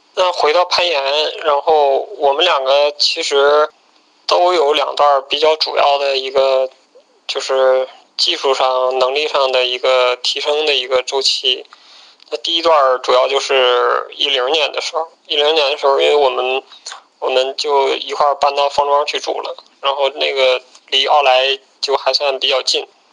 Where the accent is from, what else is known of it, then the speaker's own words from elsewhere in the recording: Northeast China, China; now in Beijing, China; 我是东北人